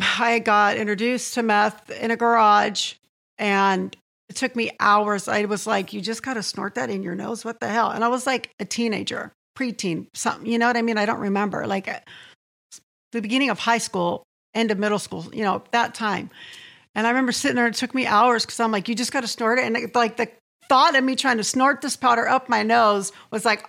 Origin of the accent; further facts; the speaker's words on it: Santee, California, United States; I was born and raised in Santee.